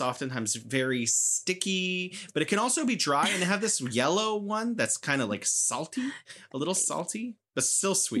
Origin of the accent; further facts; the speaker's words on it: United States; also born or lived in San Francisco; I am an American